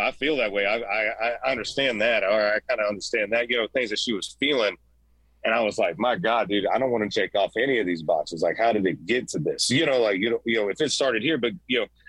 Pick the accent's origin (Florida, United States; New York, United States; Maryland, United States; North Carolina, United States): Florida, United States; Central; I'm a hothead from Central Florida